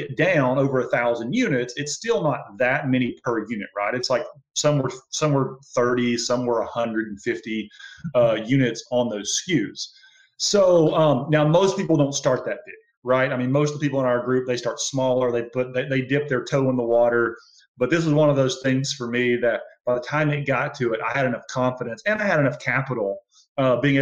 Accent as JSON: {"language": "English", "region": "Alabama", "country": "United States", "said": "I'm from Alabama"}